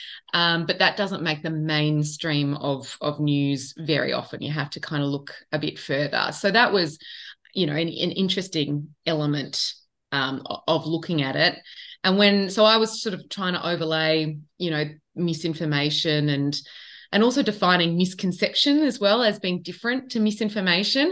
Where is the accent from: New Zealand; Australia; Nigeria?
Australia; Sydney, New South Wales; I grew up in Western Sydney and didn't really have much connection to farming